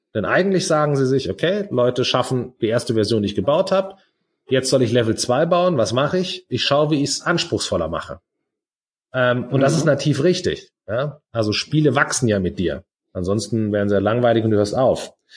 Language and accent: German; Germany; bei uns in Deutschland